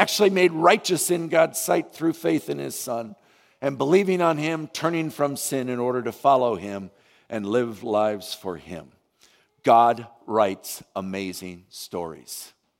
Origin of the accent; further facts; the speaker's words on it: Vietnam; I can remember when I was growing up in Vietnam, the Alliance sent out hundreds of missionaries